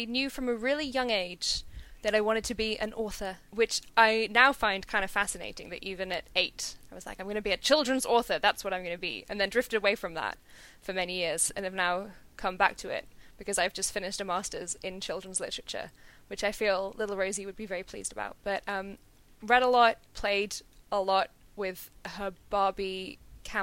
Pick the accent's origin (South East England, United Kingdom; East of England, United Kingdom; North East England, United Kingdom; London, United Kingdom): London, United Kingdom; I grew up in North London, so not the centre of the city